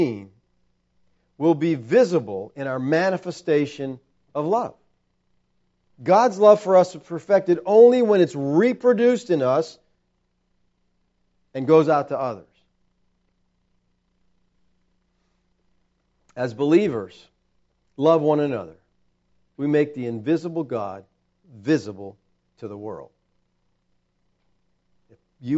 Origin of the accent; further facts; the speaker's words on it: United States; American Christians